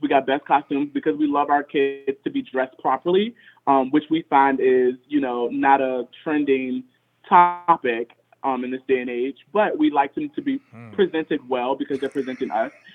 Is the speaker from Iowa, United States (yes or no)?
no; Richmond, Virginia, United States; I grew up in Richmond, Virginia